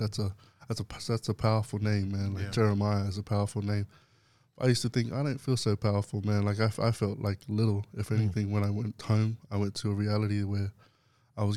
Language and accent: English; Brisbane, Queensland, Australia; I was growing up in Brisbane